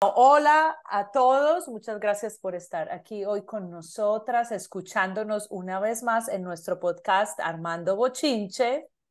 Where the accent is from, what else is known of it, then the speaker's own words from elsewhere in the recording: Medellín, Antioquia, Colombia; moved away as an adult; now in Canada; soy de Medellín, Colombia